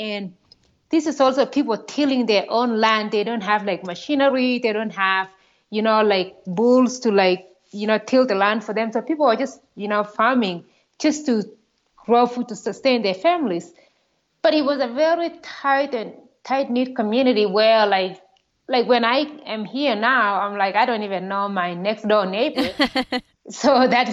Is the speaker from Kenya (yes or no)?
yes; Kenya; moved away as an adult; also born or lived in Iowa, United States / Kansas, United States; now in United States; I grew up in Kenya, grew up in a very small village